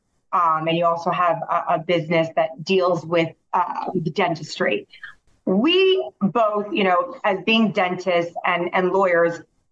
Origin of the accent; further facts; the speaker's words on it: Taiwan; moved away; I remember growing up in Taiwan. I'm half Taiwanese